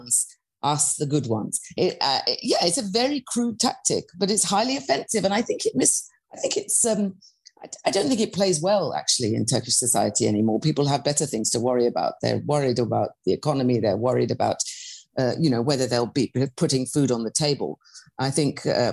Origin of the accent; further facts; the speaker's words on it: United Kingdom; I'm British, I'm a white middle-class woman